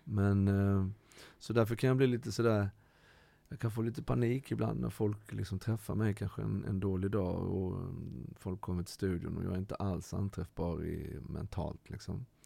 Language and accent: Swedish; Halmstad, Halland County, Sweden; also born or lived in Ecuador; jag har vuxit upp med min mamma i Halmstad